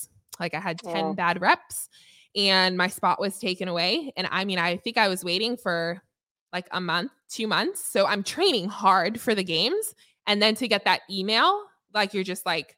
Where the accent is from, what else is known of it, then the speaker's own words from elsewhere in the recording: Los Angeles, California, United States; Los Angeles, which is my hometown